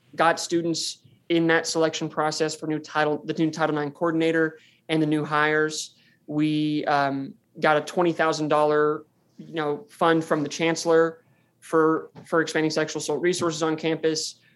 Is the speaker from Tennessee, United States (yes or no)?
no; Farmington, Arkansas, United States; I'm from Farmington, Arkansas, which is five miles down the road from the university. And this is where I was born and raised